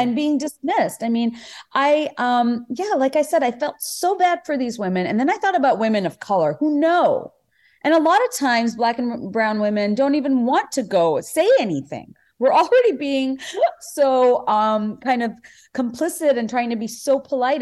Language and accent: English; Bangladesh; now in United States; even before I came to America, I mean, just growing up in Bangladesh